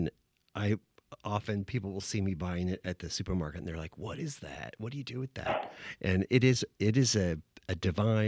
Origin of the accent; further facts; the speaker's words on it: San Diego, California, United States; I grew up in San Diego